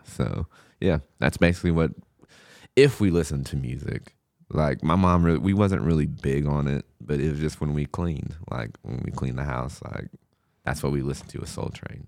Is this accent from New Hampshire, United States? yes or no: no; Du Quoin, Illinois, United States; also born or lived in St. Louis, Missouri; I grew up in Ducoin, uh, Illinois. I was actually born in Saint Louis.